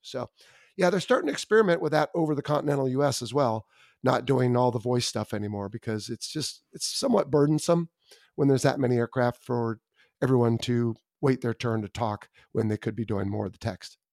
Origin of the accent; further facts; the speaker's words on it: Southern California, United States; I grew up in Southern California